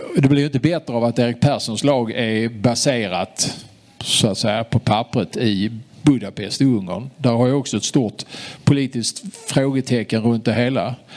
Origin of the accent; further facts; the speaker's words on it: Sweden; Vi som är svenskar